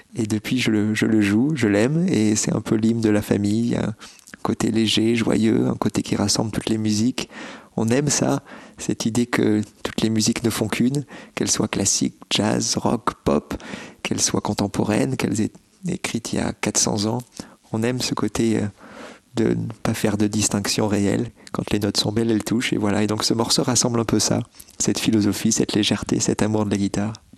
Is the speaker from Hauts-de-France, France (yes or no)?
no; Bordeaux, Nouvelle-Aquitaine, France; Je suis né à Bordeaux et toute ma famille habitait à, Bordeaux